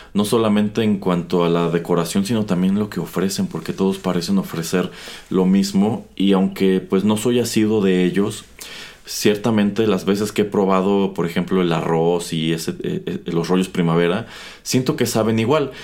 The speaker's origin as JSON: {"language": "Spanish", "country": "Mexico"}